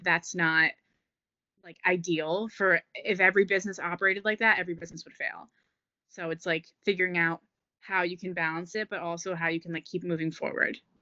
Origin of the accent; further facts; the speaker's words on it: New Jersey, United States; moved away as an adult; now in Philadelphia, United States; I'm from New Jersey, but I'm living in Philly.